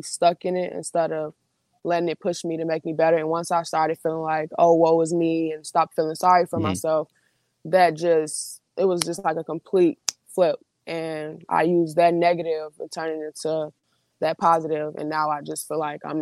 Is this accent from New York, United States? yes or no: no; Chicago, Illinois, United States; Where I was born and raised, I was born in one of, like, the roughest neighborhoods in the Chicagoland area